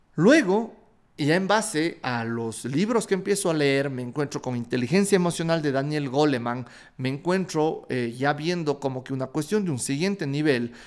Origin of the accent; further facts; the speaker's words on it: Ecuador; soy un emprendedor ecuatoriano, que le encanta la guata y que quiere cambiar a su país.